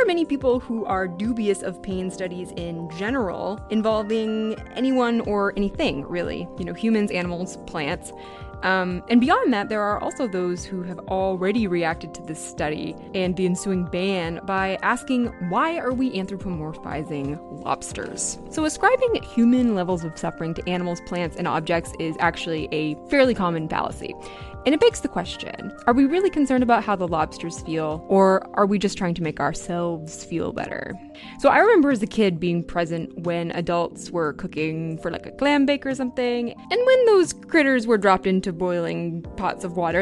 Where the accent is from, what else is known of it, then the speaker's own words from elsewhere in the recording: Maine, United States; I grew up in Maine. I live here now